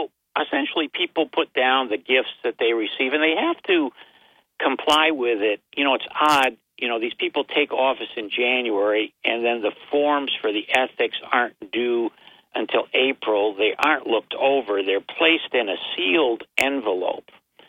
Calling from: Binghamton, New York, United States; from Binghamton

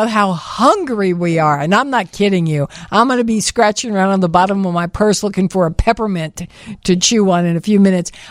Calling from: Tinley Park, Illinois, United States; I'm calling from Tinley Park.

